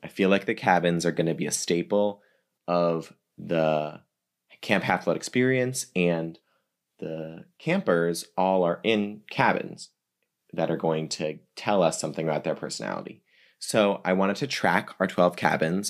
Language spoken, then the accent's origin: English; East Coast, United States; moved away; also born or lived in New York City; I'm from the East Coast originally